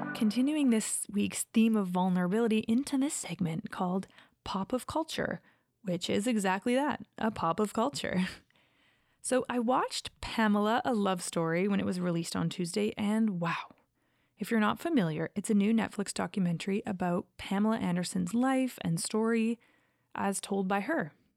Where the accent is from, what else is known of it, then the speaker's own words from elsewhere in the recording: Calgary, Alberta, Canada; also born or lived in Los Angeles; growing up in Calgary, there are quite a few Mormon families in the area I lived